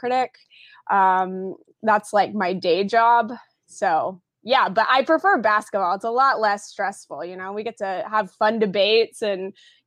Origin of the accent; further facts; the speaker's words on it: Tulsa, Oklahoma, United States; also born or lived in Brooklyn, New York; now in New York, United States; I'm currently based out of Brooklyn, New York, but I am from the Tulsa, Oklahoma area.